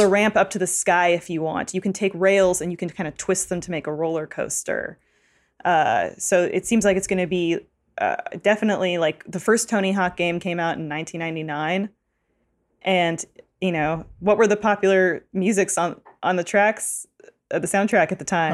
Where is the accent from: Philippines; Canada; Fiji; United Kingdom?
Canada